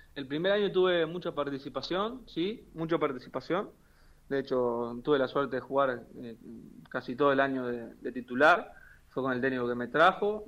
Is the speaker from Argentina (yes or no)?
yes; Argentina; moved away as an adult; now in Tripoli, Greece; yo soy recontra argentino